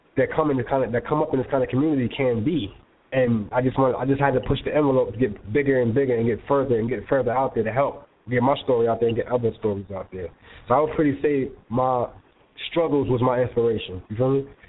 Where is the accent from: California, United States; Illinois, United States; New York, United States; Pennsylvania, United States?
New York, United States; New York City; I grew up in the South Bronx